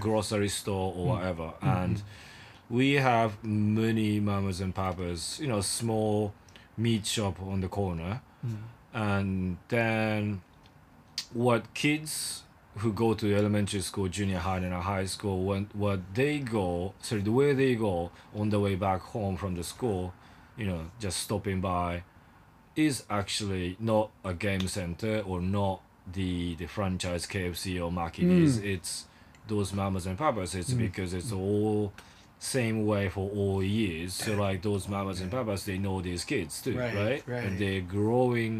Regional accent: Nakatsu, Oita, Japan; English is a second language; moved away; also born or lived in Yokohama; my hometown is called Nakatsu, which is the border between Oita and Fukuoka

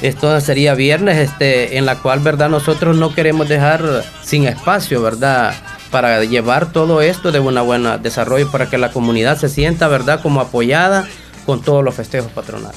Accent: Pasaquina, La Unión, El Salvador; las fiestas patronales de nuestra comunidad del Polvo

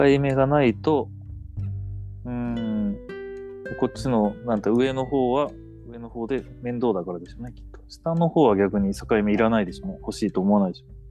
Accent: Japan; 日本に生まれた

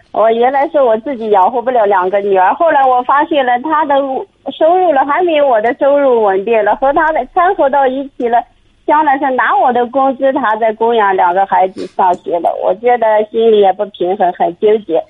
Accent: Shanxi, China; 我是山西的哦

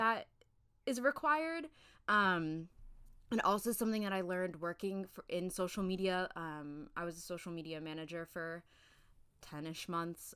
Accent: United Kingdom; I'm British

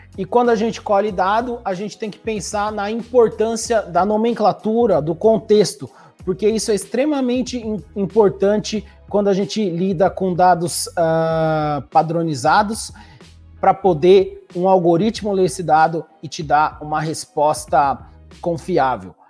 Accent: Brazil; moved away as an adult; also born or lived in New York, United States / Toronto, Canada; now in Kingston, Canada; sou brasileiro, formei no Brasil

